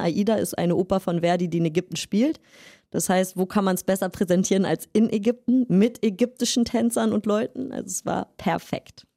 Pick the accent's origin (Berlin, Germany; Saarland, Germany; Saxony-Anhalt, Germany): Berlin, Germany; moved away; also born or lived in Riga, Latvia / France; ich komme aus Berlin, und äh, ich habe eine Tanzausbildung in Berlin angefangen